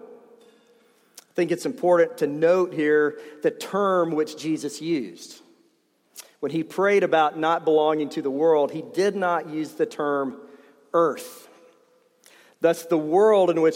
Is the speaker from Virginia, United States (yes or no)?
no; East Tennessee, United States; I grew up in East Tennessee